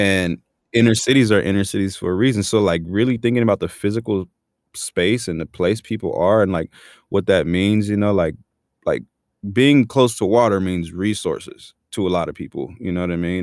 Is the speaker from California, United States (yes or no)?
yes; National City, California, United States; also born or lived in Chula Vista, California / Los Angeles, California; I grew up, born and raised in San Diego